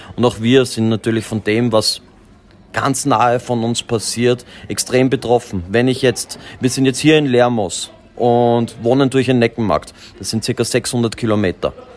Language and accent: German; Austria; bei uns in Österreich